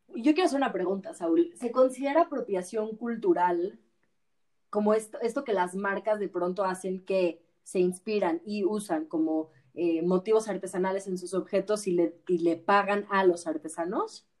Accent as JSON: {"language": "Spanish", "country": "Mexico", "said": "como como mexicanos"}